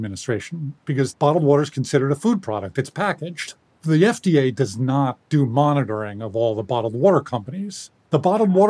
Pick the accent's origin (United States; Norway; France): United States; New York City, New York; I grew up in New York City